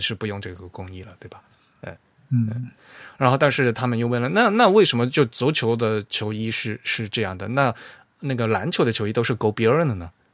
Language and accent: Chinese; Fujian, China; 我们老家说的橄榄菜